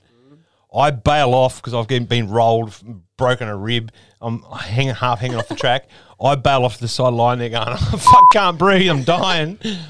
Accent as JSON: {"language": "English", "town": "Wollongong", "region": "New South Wales", "country": "Australia", "tie": "born or raised there", "also_born_or_lived": "Jamberoo", "said": "Growing up in the Gong"}